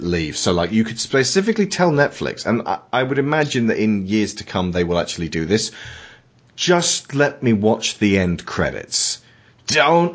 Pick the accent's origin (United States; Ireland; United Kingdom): United Kingdom; England; I'm an Englishman who lives in England